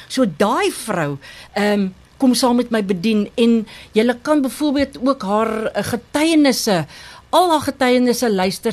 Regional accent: Thabazimbi, Limpopo, South Africa; moved away as an adult; also born or lived in Barberton; now in Lowveld, South Africa; Ek is gebore in Tabazimbi, 'n pragtige myndorpie, 'n bosveld dorp. Ek het groot geword op die mm. plaas

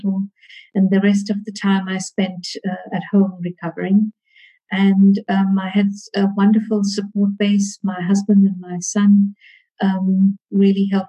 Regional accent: Durban, KwaZulu-Natal, South Africa; I was born in Durban in KwaZulu-Natal, South Africa. I schooled in Durban

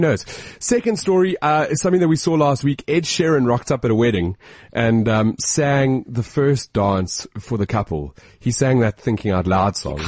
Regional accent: South Africa; As a South African

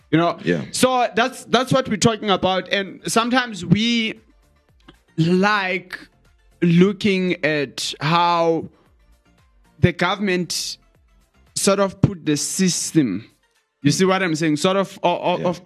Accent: Eastern Cape, South Africa; there I was from Eastern Cape.

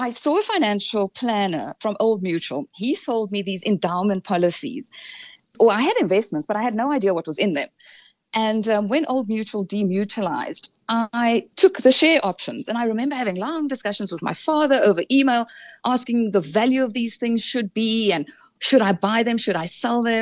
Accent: Cape Town, Western Cape, South Africa; I grew up in Cape Town

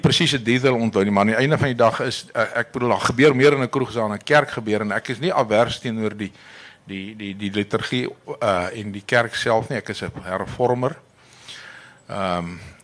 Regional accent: South Africa; ons is die enigste Suid-Afrikaners

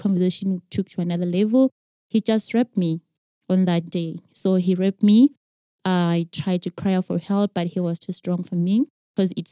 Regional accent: Zimbabwe; I grew up in Zim

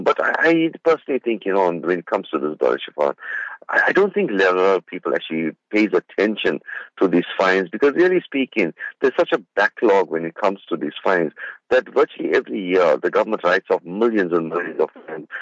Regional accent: South Africa; I'm out of uh, my hometown in Spingo Beach

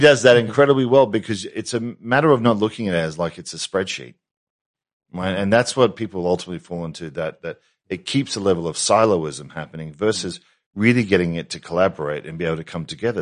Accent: Australia; being Australian

